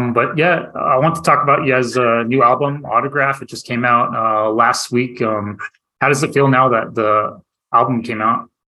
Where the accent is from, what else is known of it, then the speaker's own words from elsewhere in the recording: near Flagstaff, Northern Arizona, United States; also born or lived in Tucson, Arizona / Phoenix, Arizona; I grew up in Northern Arizona, um, just like born and raised. Um, and uh, yeah, closer to like the Flagstaff area